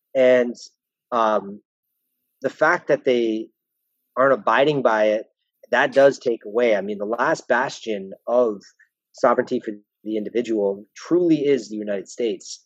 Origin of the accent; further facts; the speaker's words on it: Welland, Ontario, Canada; I'm from Welland